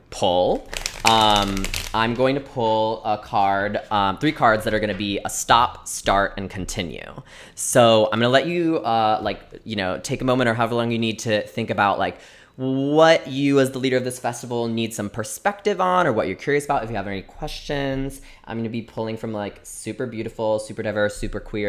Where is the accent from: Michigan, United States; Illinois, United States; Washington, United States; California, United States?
Illinois, United States; Chicago; I am not a New Yorker, I'm a Chicagoan